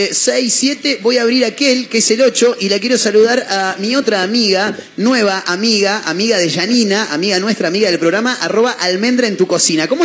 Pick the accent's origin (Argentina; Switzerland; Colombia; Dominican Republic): Switzerland; Me parece que cuando yo me crié en Suiza, cuando yo estaba allá, viste hicimos muchos viajes por Europa